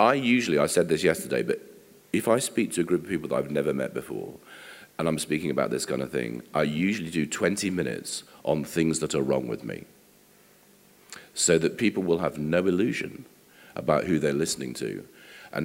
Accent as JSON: {"language": "English", "region": "England", "country": "United Kingdom", "said": "we are English"}